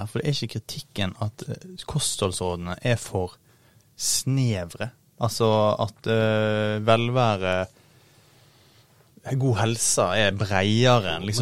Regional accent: Årvoll, Oslo, Norway; jeg kommer fra Årvoll. Eh, og han skriver i flere av bøkene sine om oppveksten der.

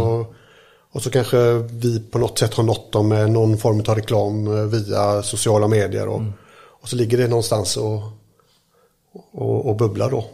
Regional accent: Mölndal, Västra Götaland, Sweden; jag är uppväxt här i Mölndal

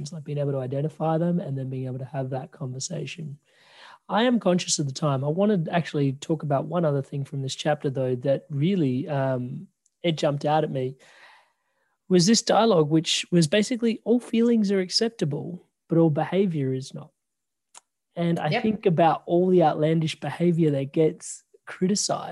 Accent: Adelaide, South Australia, Australia; now in Victoria, Australia; I'm from Adelaide.

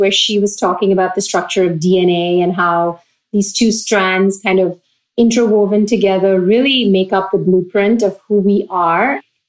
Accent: Pune, Maharashtra, India; moved away as an adult; also born or lived in Austin, Texas / Virginia; now in Brooklyn, United States; I came from Pune, which was considered a small city in India, but it still had 5 to 7 million people. So small for Indian standards, but very large. And from that, I came to Texas

